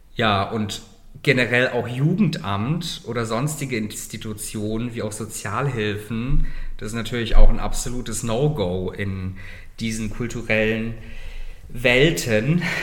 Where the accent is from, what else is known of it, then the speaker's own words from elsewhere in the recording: Germany; now in Berlin, Germany; meine Eltern sind aus Russland und Kasachstan, die sind dann in Deutschland emigriert, sind dann in Saloy ansässig geworden. Ich bin dort aufgewachsen